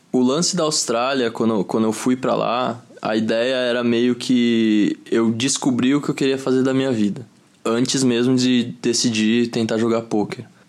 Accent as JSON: {"language": "Portuguese", "town": "Osasco", "region": "São Paulo", "country": "Brazil", "tie": "born or raised there", "said": "Sou de Osasco, São Paulo, vivi 23 anos lá"}